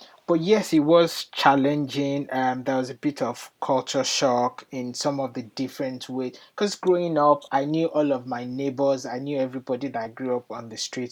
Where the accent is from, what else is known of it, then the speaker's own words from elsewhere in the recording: Nigeria; moved away as an adult; now in United Kingdom; I'm originally from Nigeria. I moved to the UK about 13 years